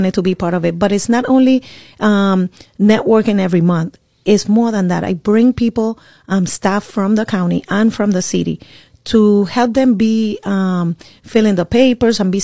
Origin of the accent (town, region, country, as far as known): Puerto Rico; born or raised there; moved away as an adult; now in Orlando, United States